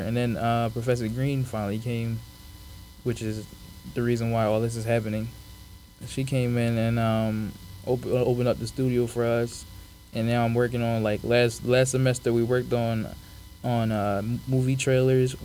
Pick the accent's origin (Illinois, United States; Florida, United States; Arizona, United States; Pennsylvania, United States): Pennsylvania, United States; Philadelphia; also born or lived in Africa / Rhode Island; around like third grade, I moved to Philly, where I was raised